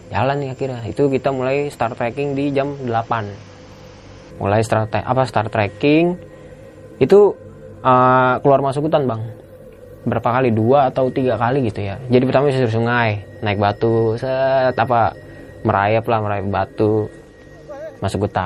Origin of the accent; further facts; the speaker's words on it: Jakarta, Indonesia; kan gue dari Jakarta kan dua orang